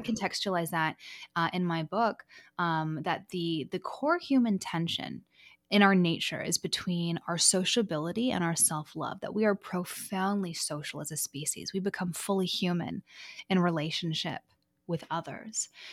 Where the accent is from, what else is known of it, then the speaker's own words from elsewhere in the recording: Vancouver, British Columbia, Canada; also born or lived in Los Angeles, United States; I'm from Los Angeles, but raised in Vancouver, Canada